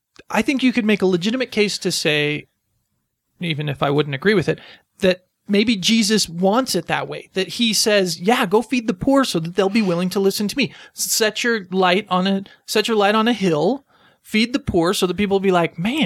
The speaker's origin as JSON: {"language": "English", "country": "United States", "said": "I'm American too."}